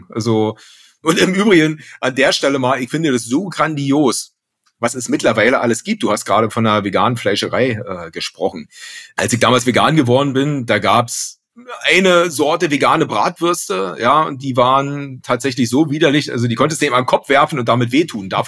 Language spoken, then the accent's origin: German; Rostock, Mecklenburg-Vorpommern, Germany; ich komme gebürtig aus Rostock, bin da die ersten zehn Jahre aufgewachsen und da ist natürlich Fisch allgegenwärtig.